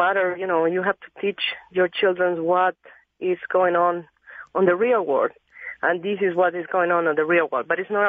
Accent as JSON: {"language": "English", "country": "Argentina", "moved": "yes", "said": "back home we used to kill our own animals. I'm from Argentina."}